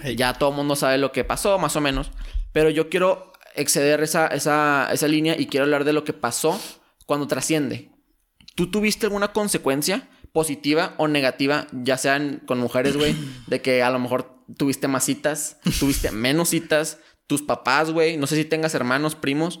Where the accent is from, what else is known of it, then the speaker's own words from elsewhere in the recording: Torreón, Coahuila, Mexico; also born or lived in United States; somos de Torreón